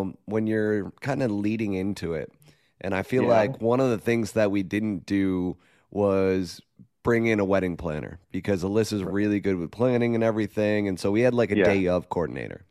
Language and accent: English; New York, United States; moved away; I'm from New York